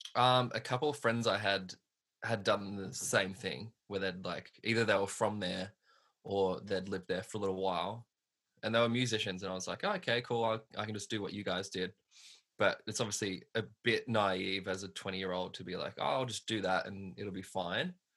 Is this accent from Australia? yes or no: yes; Hoppers Crossing, Victoria, Australia; I grew up in Hoppers Crossing, which is like um, west west Melbourne kind of thing